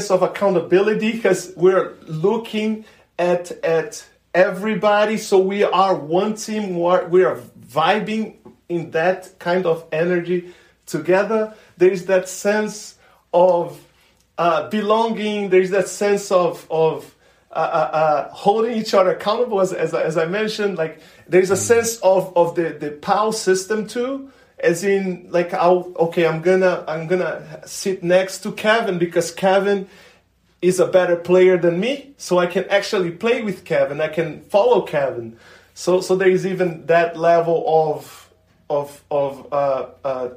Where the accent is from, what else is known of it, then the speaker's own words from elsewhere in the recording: Brazil; moved away as an adult; now in United States; my hometown